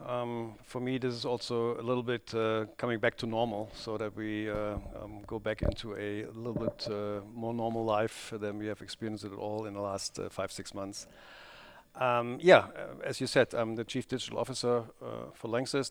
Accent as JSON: {"language": "English", "town": "Krefeld", "region": "North Rhine-Westphalia", "country": "Germany", "tie": "born or raised there", "said": "Crayfield is actually my hometown"}